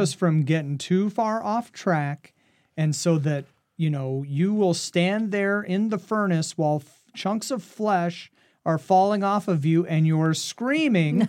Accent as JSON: {"language": "English", "region": "Western Oregon", "country": "United States", "tie": "born or raised there", "also_born_or_lived": "Compton, California", "said": "I grew up in Oregon"}